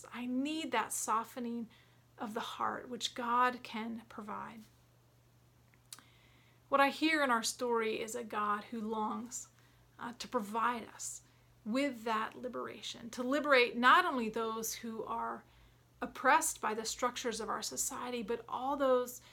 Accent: Atlanta, Georgia, United States; moved away; also born or lived in Williamsburg, Virginia; growing up in Atlanta

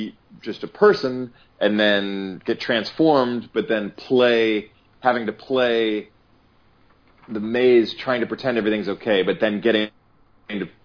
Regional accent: Cleveland, Ohio, United States; moved away as an adult; also born or lived in Ireland; now in Los Angeles, United States; I'm from Cleveland, Ohio.

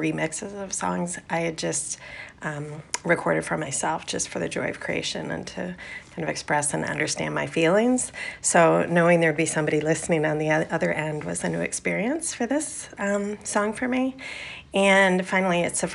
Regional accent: Minneapolis, Minnesota, United States; now in Portland, United States; I live in Portland, but I'm originally from Minneapolis

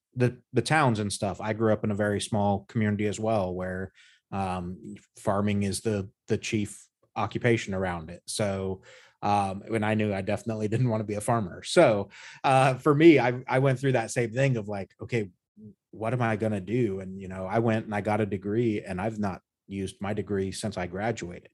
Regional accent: United States; born or raised there

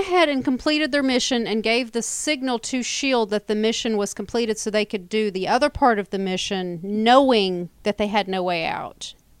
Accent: the South, United States; Hey, we're from the South.

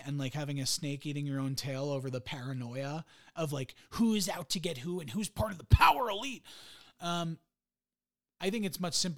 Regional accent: United States; I was born in the US

